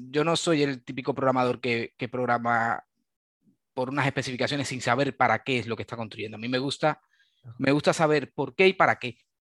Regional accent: Cuba; moved away as an adult; now in Valencia, Spain; vengo de Cuba, soy originario de, Cuba. llevo ya en, Valencia unos, unos 10, 10, 11 años

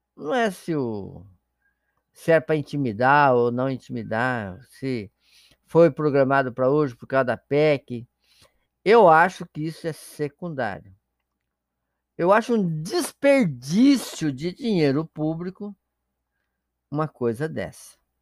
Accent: Paraná, Brazil; now in Santa Catarina, Brazil; sou paranaense e moro em Santa Catarina

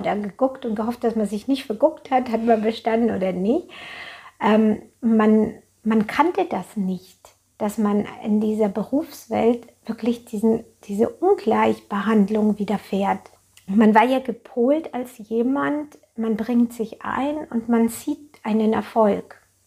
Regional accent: Germany; bei uns in Deutschland

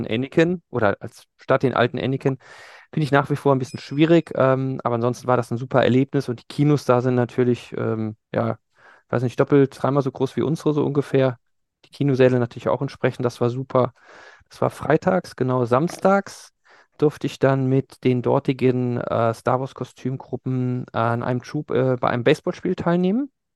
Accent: Germany; ich komme aus Deutschland

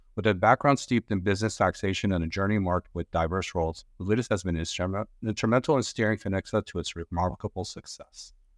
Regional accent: Glendale, California, United States; I'm from Glendale

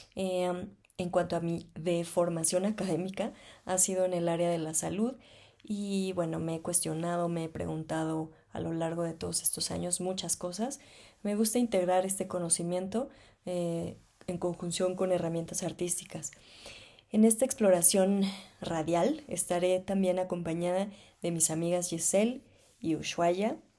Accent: Mexico City, Mexico; nací en la Ciudad de México o Distrito Federal, como antes se llamaba, hace bastantes añitos

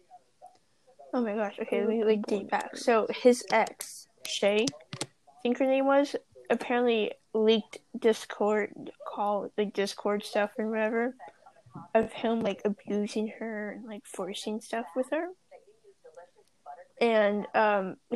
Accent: Wyoming, United States; being born in Wyoming, like me

